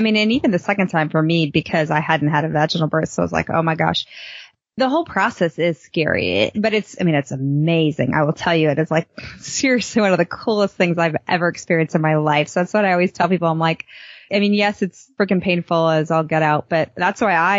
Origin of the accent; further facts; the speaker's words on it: Boston, Massachusetts, United States; also born or lived in Chicago; as a kid, I grew up in Boston and Chicago, where the summers were the time we had good weather. So when I moved to Texas, I really struggled with it